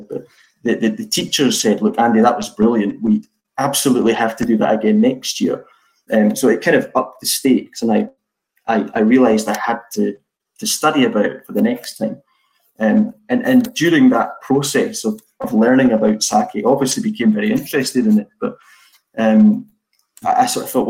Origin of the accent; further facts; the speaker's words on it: Edinburgh, Scotland, United Kingdom; moved away as an adult; now in Akitsu, Japan; I was offered a job working for a BMW franchise in Edinburgh, my hometown